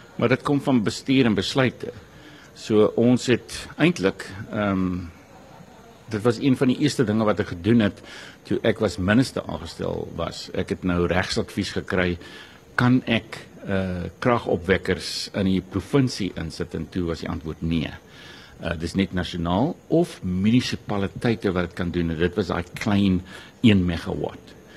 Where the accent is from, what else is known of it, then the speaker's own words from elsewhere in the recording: South Africa; Ons as Suid-Afrikaners